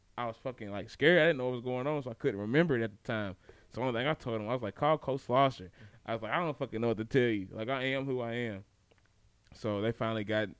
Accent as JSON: {"language": "English", "town": "Franklin", "country": "United States", "tie": "born or raised there", "said": "Growing up in Franklin was weird"}